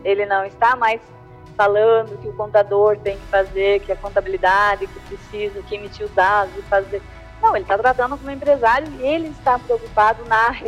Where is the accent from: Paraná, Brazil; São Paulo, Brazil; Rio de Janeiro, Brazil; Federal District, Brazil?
Paraná, Brazil; Curitiba; Eu sou de Curitiba, tenho um pouco de sotaque, eu tento tirar um pouco o leite quente para não ficar tão chato assim a palestra